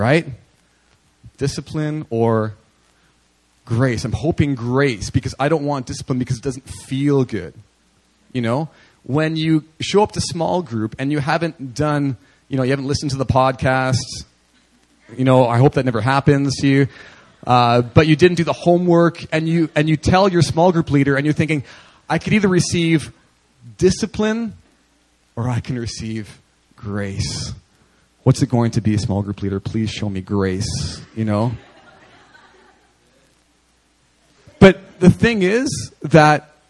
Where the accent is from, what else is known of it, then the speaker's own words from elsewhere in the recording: Winnipeg, Manitoba, Canada; moved away; I was ministering in the inner city of Winnipeg, my hometown